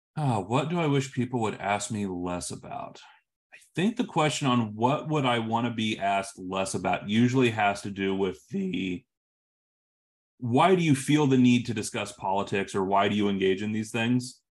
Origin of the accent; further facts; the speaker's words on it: Illinois, United States; moved away as an adult; now in West Coast, United States; I'm from Illinois, I live on the West Coast now. I moved out here for my career